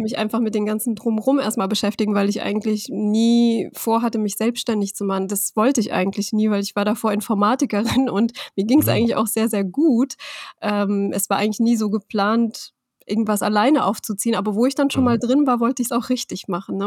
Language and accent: German; Rhineland-Palatinate, Germany; ich bin aus Rheinland-Pfalz und meine Firma mhm. ist in mhm. Hessen